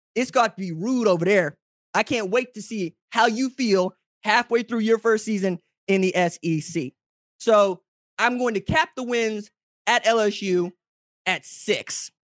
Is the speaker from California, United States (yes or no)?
no; Oklahoma, United States; I'm from Oklahoma.